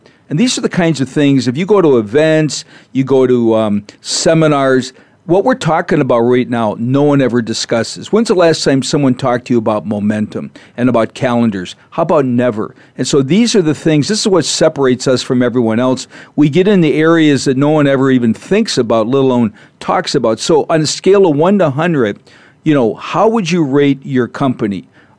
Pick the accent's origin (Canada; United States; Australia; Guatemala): United States; Minnesota; You know, I'm from Minnesota originally, so I know what that's like when it's 60 below and your car won't start.